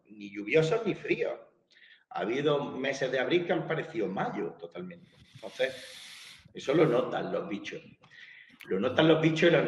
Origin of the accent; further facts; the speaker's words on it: southern Spain, Spain; yo que soy del sur de España